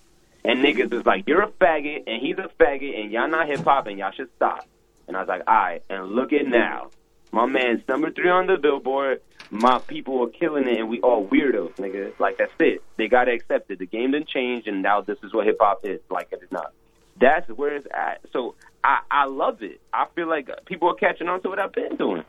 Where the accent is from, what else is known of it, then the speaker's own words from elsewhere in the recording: New York City, New York, United States; I'm from Brooklyn